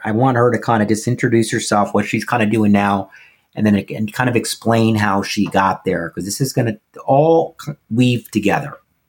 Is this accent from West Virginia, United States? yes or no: no; Nashville, Tennessee, United States; And I am from Nashville, Tennessee.